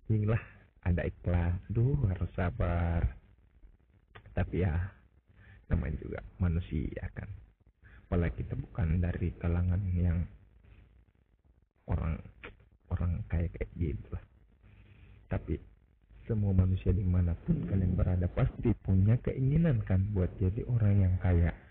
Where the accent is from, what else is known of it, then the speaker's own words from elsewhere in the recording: Makassar, South Sulawesi, Indonesia; now in East Kalimantan, Indonesia; gue asli orang Makassar yang sekarang jadi budak korporat lah di salah satu kota di Kalimantan Timur